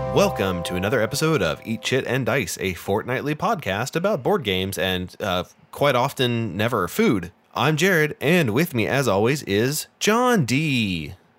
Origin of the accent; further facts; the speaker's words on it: United States; I'm American